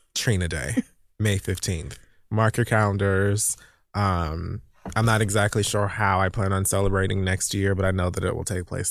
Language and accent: English; Miami, Florida, United States; moved away as an adult; now in New York City, United States; Born and raised in Miami, spent twenty-five years of my life there, so most of it